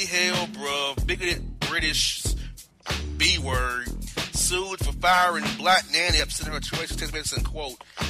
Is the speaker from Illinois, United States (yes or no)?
no; Florida, United States; My home state